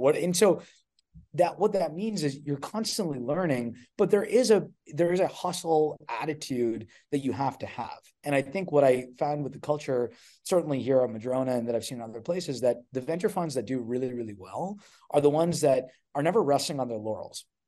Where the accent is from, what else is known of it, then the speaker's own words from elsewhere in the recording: Edmonton, Alberta, Canada; moved away as an adult; also born or lived in Ontario; I'm from Canada originally, uh, grew up in, in Edmonton, Alberta